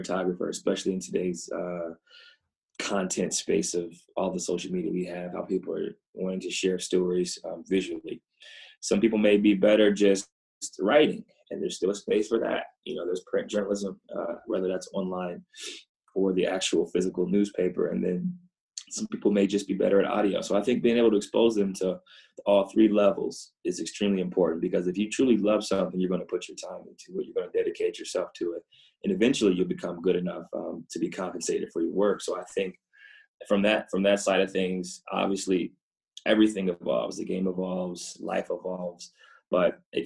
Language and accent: English; Ohio, United States; Growing up in Ohio